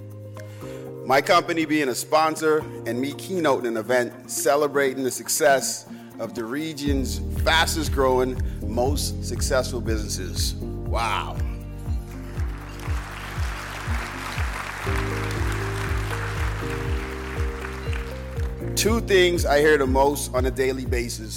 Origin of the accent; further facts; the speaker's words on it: Bahamas; moved away; As a kid growing up in the Bahamas